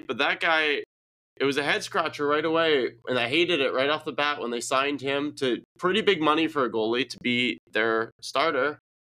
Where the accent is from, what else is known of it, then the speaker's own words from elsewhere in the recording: Windsor, Ontario, Canada; We're all from Windsor here.